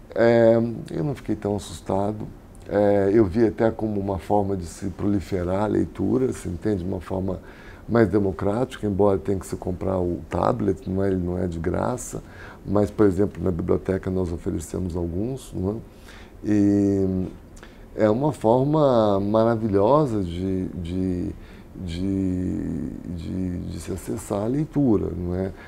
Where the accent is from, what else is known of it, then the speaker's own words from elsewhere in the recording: Rio de Janeiro, Brazil; moved away as an adult; also born or lived in Europe; now in São Paulo, Brazil; minha cidade natal